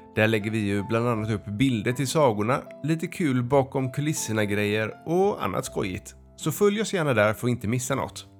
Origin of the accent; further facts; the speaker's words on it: Västra Torup, Skåne, Sweden; Jag kommer ifrån Västra Torup